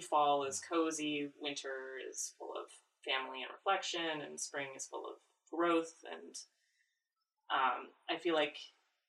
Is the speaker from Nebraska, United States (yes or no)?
yes; Nebraska, United States; moved away; I grew up in Nebraska